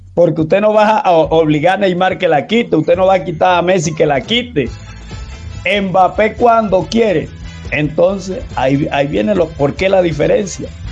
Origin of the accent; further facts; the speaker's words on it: La Guajira, Colombia; now in Cali, Colombia; yo también soy costeño, soy donde nace Colombia, soy de La Guajira